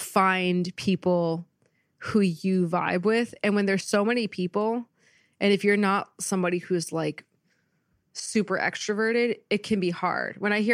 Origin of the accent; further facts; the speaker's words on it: Marlborough, New Jersey, United States; I'm from New Jersey, from suburban New Jersey.